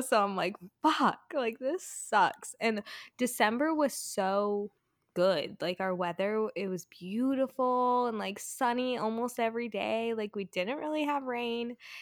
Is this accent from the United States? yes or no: yes; California, United States; moved away; also born or lived in Colorado; I'm from California